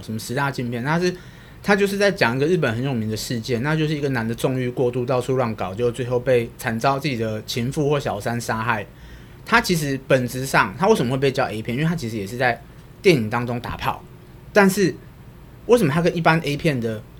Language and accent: Chinese; Taiwan; 我们台湾人